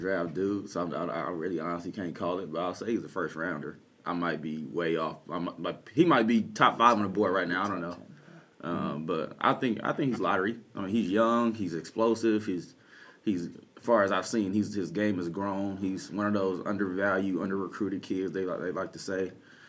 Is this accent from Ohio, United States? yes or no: no; Southern California, United States; now in Ontario, Canada; I come from Southern California